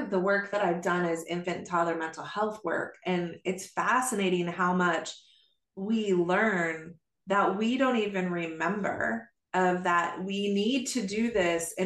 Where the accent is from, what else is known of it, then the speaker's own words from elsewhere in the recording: Arizona, United States; also born or lived in Oregon; before we moved from Oregon to Arizona